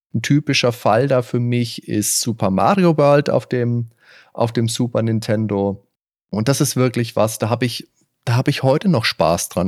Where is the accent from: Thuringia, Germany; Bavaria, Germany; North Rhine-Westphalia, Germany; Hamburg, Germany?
Bavaria, Germany; Veitshöchheim; bin damals in Veitshöchheim zur Schule gegangen.